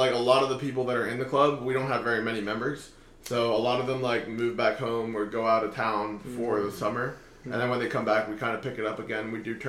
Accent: Oviedo, Florida, United States; moved away as an adult; I grew up over in Oviedo, which is over by UCF.

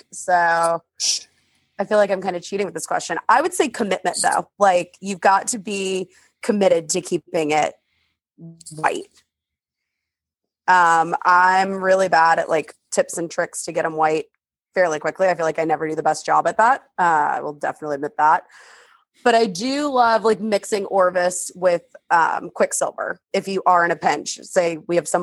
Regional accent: St. Louis, Missouri, United States; now in Aiken, United States; I'm just from St. Louis.

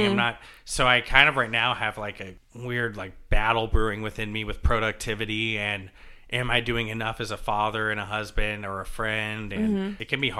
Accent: Jacksonville, Florida, United States; also born or lived in Savannah, Georgia; now in New Jersey, United States; I'm from Jacksonville, Florida, and Savannah, Georgia. Mm-hmm. I say from, like I said, I moved so much as a kid

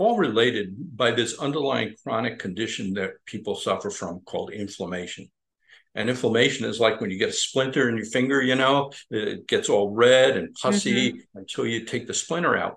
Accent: Long Island, New York, United States; moved away as an adult; also born or lived in Midwest / Albany, New York / South Florida; I grew up on Long Island

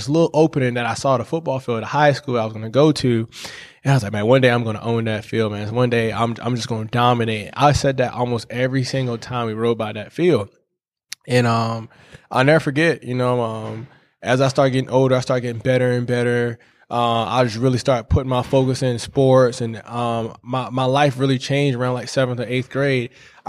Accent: St. George, South Carolina, United States; I'm from St. George, South Carolina. A lot of people know it as kind of like Charleston, South Carolina. Came up to Clemson 2011 on a full academic scholarship and football.

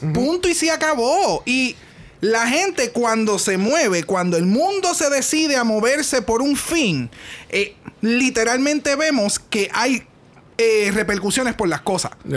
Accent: Puerto Rico; nosotros somos boricua

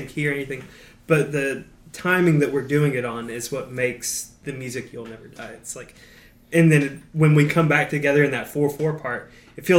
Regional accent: Valdosta, Georgia, United States; growing up in Valdosta

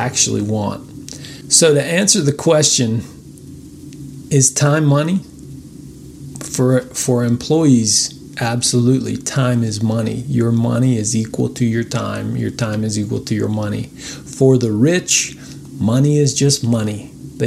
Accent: United States; as American citizens

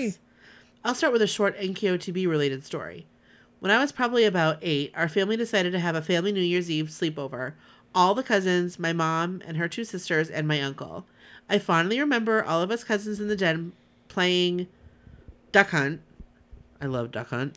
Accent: Southern California, United States; growing up in Southern California, I have had the privilege to go to the Rose Parade a few times

